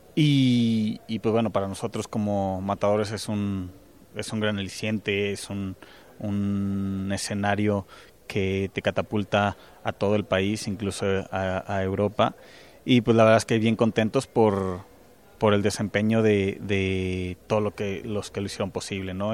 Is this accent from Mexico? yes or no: yes; Teocaltiche, Jalisco, Mexico; yo con lo que estoy viviendo en mi pueblo, en Teocaltiche